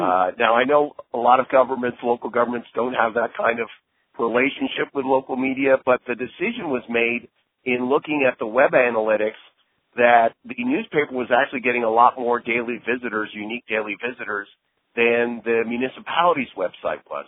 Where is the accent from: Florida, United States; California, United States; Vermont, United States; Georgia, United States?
California, United States; Santa Monica; in my hometown of Santa Monica